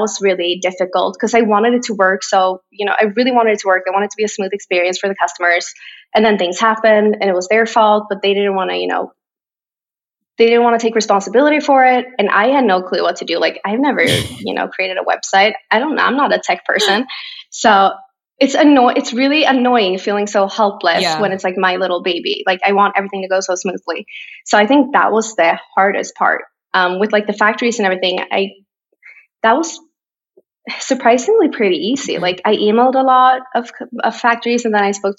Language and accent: English; Borås, Västra Götaland, Sweden; English is a second language; now in Stockholm, Sweden; 4 hours away on the other side of Sweden is my hometown, Borås